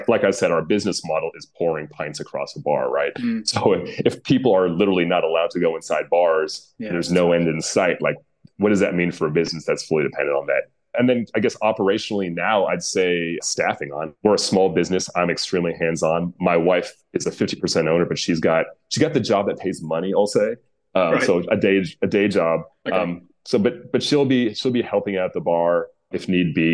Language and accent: English; United States; accent: American; my American accent